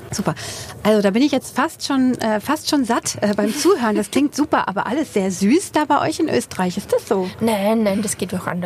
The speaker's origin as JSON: {"language": "German", "region": "Hesse", "country": "Germany", "said": "dass ich als Hessin habe ja auch schon Begriffe, die man äh, als Hanseat nicht versteht beispielsweise."}